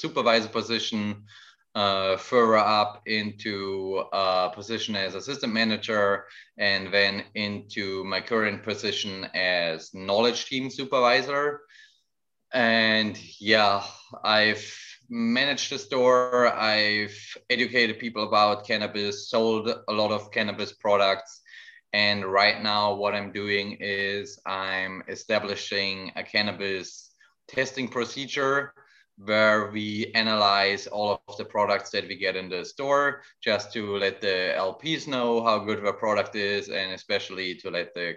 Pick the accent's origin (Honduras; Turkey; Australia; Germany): Germany; moved away as an adult; now in Vancouver, Canada; I am originally from Germany